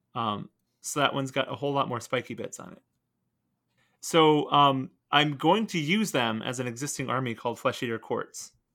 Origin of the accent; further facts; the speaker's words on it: Portland, Oregon, United States; I was born out in Portland, Oregon